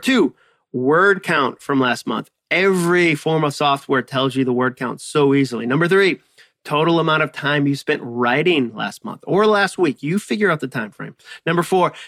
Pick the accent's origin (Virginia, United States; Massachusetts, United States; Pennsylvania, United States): Massachusetts, United States; I use the word wicked as the word very because I grew up in Massachusetts and that is what we